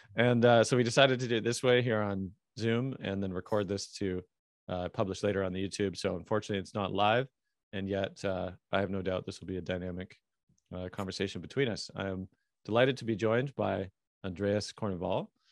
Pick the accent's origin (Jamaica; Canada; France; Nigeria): Canada; I'm Canadian